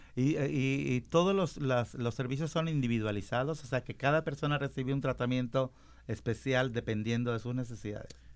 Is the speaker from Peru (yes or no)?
no; Mexico; yo soy mexicano